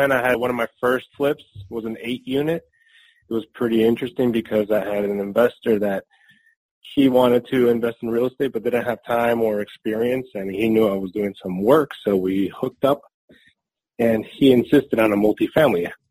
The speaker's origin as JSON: {"language": "English", "town": "Newark", "region": "New Jersey", "country": "United States", "tie": "born or raised there", "also_born_or_lived": "Spain / Harrison, New Jersey", "moved": "yes", "lives_now": "Durham, United States", "said": "Basically, I immigrated with my family from Spain in the 80s, and we moved to New Jersey, primarily uh, Newark, New Jersey, and then to Harrison. So I was pretty much raised in that area."}